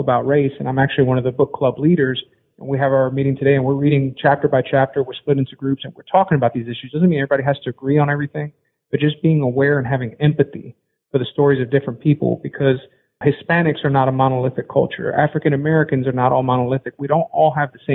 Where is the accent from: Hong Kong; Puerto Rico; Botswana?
Puerto Rico; I'm from Puerto Rico, Latinx person of color in the sports industry